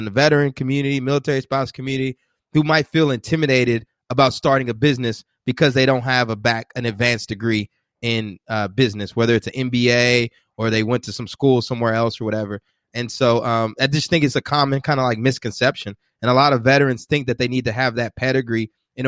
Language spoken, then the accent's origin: English; College Station, Texas, United States; I'm actually from College Station, Texas